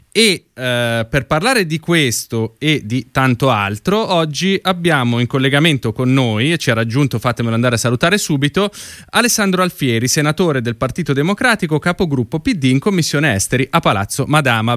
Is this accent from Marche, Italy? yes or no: no; Lombardy, Italy; sono lombardo anch'io come lei